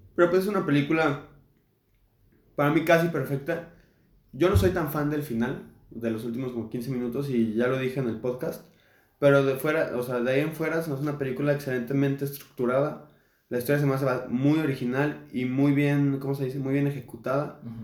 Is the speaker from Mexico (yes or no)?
yes; Mexico; somos mexicanos